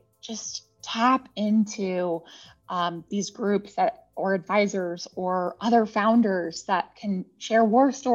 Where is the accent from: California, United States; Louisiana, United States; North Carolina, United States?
California, United States; moved away; I'm originally a Californian